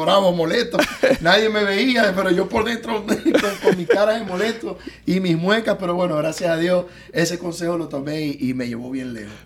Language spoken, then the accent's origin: Spanish; Zulia, Venezuela; moved away as an adult; also born or lived in Tijuana, Mexico; now in Miami, United States; los maracuchos, los zulianos, nos caracterizamos por ser personas gorditas